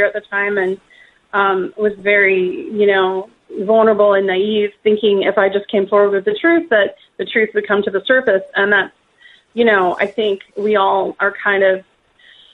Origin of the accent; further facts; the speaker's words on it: Wisconsin, United States; I grew up in Wisconsin on a farm, and I don't have any connections to Russia.